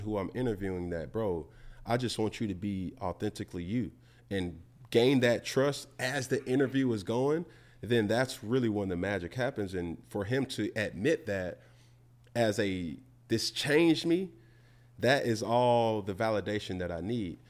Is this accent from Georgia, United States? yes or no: yes; Atlanta, Georgia, United States; I'm from Atlanta